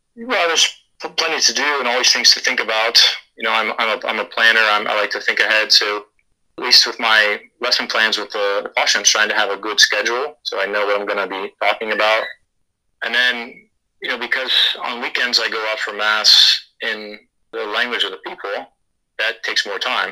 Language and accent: English; United States; moved away as an adult; now in Papua New Guinea; as an American, as a Westerner